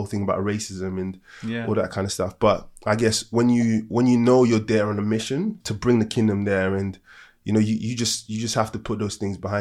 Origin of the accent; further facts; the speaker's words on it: Nigeria; I'm African and from Nigeria